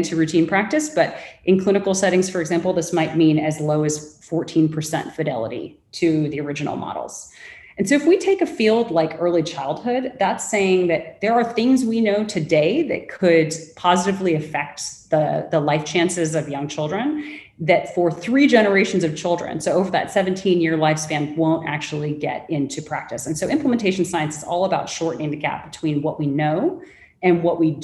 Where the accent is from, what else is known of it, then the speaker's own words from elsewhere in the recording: Los Angeles, California, United States; accent: Angelino / Los Angeles; moved away as an adult; also born or lived in London / Mumbai; now in Singapore; my very Angelino accent